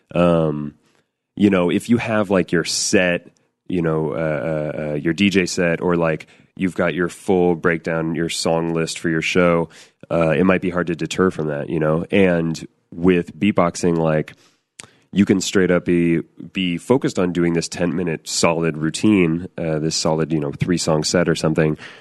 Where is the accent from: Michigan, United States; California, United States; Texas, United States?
California, United States; Northern; I grew up in Northern California